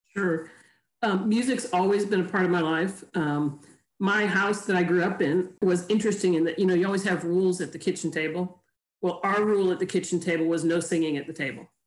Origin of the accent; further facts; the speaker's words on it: Chicago, Illinois, United States; moved away as an adult; also born or lived in Tennessee / South Carolina; I grew up in Chicago